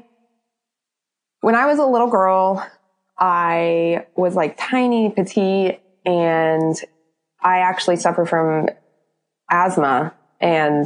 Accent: Florida, United States; also born or lived in Oklahoma; I am originally from Oklahoma, but I moved to Florida when I was in third going into fourth grade. Pretty much been here almost ever since

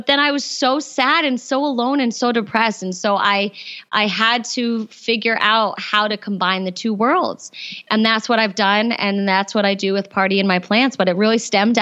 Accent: East Coast, United States; I grew up on the East Coast

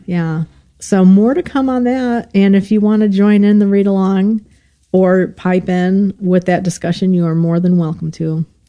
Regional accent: Illinois, United States; moved away; I'm from Illinois originally

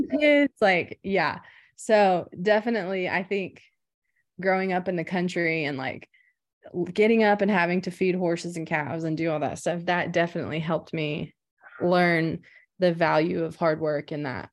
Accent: Anadarko, Oklahoma, United States; I'm from Anadarko, Oklahoma

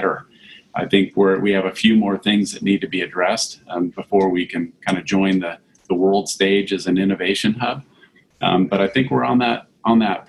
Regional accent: Santa Monica, California, United States; now in Dallas-Fort Worth, United States; I grew up in Santa Monica, California

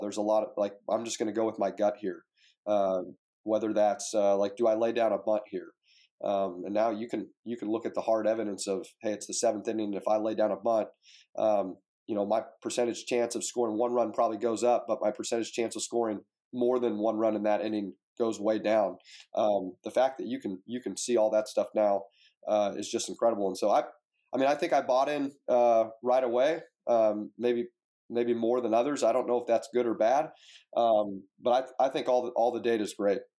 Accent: Fresno, California, United States; now in Oxford, United States; I grew up in Fresno, California

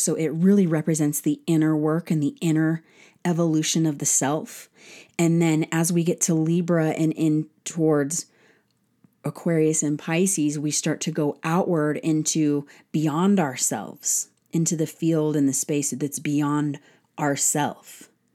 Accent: United States; as an American citizen

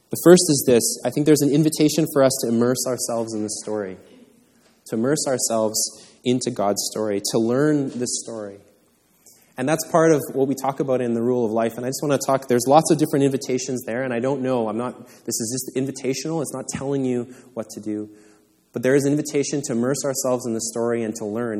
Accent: Canada; I was born in Canada

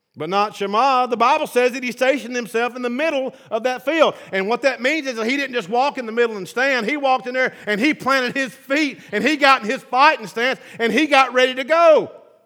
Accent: the South, United States; I'm from the South

